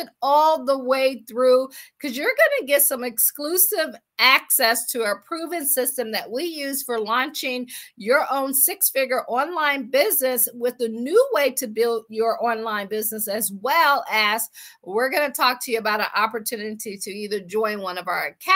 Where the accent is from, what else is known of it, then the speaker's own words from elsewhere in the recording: Akron, Ohio, United States; moved away as an adult; also born or lived in Washington, D.C. / Baltimore / Boston / Pittsburgh; I am from Akron, Ohio. I always say I grew up shy, sheltered in church basically 6 days a week.